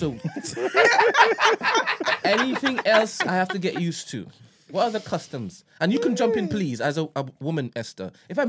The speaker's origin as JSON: {"language": "English", "country": "Trinidad & Tobago", "said": "Coming from my particular experience as a Trinidadian."}